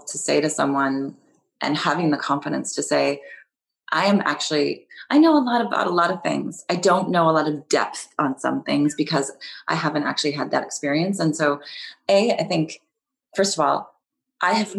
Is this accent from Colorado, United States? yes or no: no; California, United States; moved away; also born or lived in New York; I grew up in California, though, so I grew up driving.